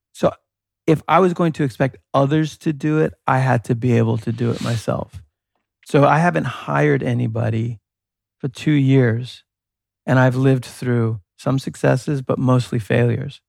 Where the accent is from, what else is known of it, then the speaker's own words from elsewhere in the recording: New York, United States; moved away; growing up in New York